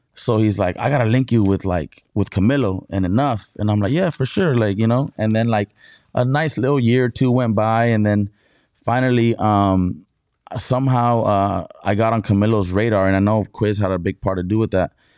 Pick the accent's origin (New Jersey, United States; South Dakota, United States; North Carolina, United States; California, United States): California, United States; Brawley; moved away as an adult; also born or lived in Mexicali, Baja California, Mexico; now in San Diego, United States; was raised in Brawley, Brawley, California, in the Imperial Valley